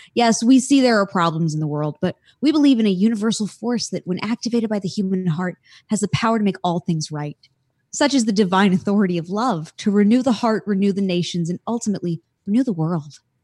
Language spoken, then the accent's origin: English; North Carolina, United States; I come from North Carolina